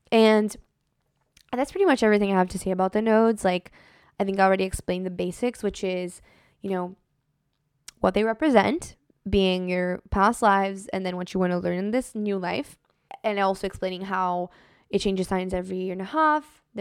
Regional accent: Brazil; now in United States; especially when I moved to the United States from Brazil, like I just felt so different than everyone around me

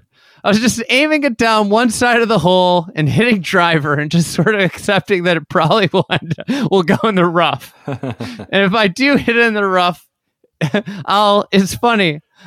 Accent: St. Louis, Missouri, United States; also born or lived in Iowa; I grew up in St. Louis. I grew up in Iowa, kind of a combination. Midwest roots.

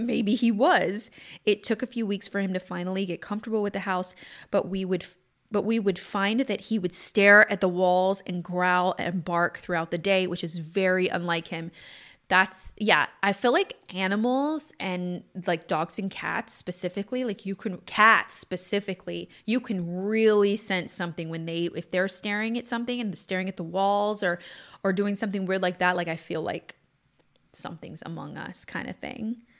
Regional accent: Southwest Louisiana, United States; moved away; also born or lived in Texas / California; was born in Southwest Louisiana

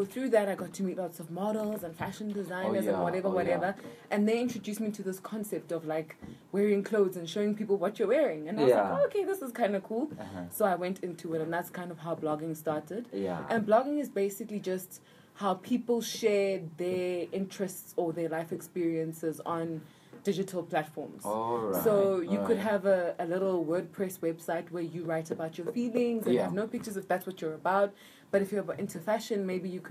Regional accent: Vosloorus, Gauteng, South Africa; I grew up here. I grew up in Force Law.

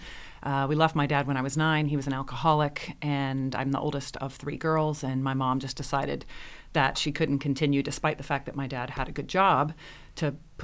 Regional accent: Jacksonville, Florida, United States; growing up in Jacksonville

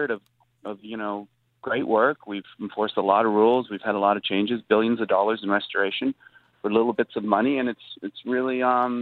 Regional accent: Wolfe Island, Ontario, Canada; now in Toronto, Canada; I grew up in Wolf Island, which is a little island across from Kingston.

